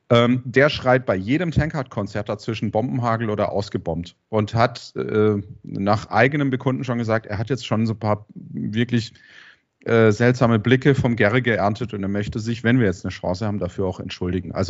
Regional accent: Karlsruhe, Baden-Württemberg, Germany; weil ich bin ja auch Karlsruher, man hört es vielleicht äh, vom Dialekt ein bisschen.

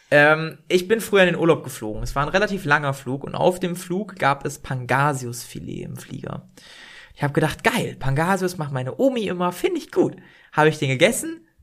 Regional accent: Northern Germany, Germany; wir kommen aus dem Norden, aber ich fühle das so gar nicht.

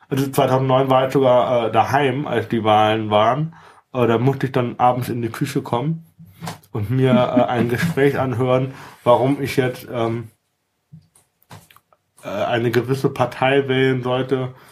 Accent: Germany; ja, äh, ich komme ursprünglich aus der Eifel.

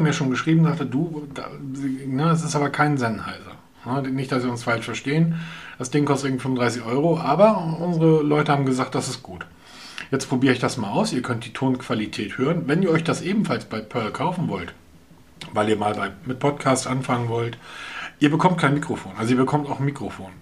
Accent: Hamburg, Germany; wir Hamburger brauchen sowas nicht, weil wir kommen aus Hamburg

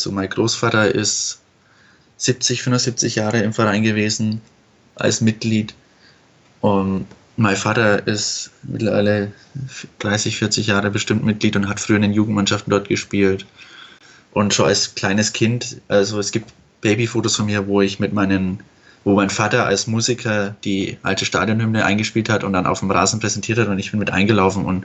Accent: Fürth, Bavaria, Germany; now in Bochum, Germany; ich bin 22, bin aus Fürth und studiere mittlerweile in Bochum

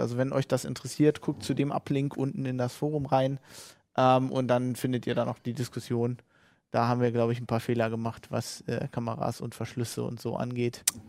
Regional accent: Germany; wir als Deutsche

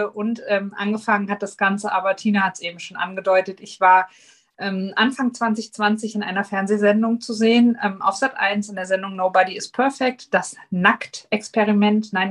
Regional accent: Hesse, Germany; ich bin …, ich bin 40, ich komme aus Nordhessen

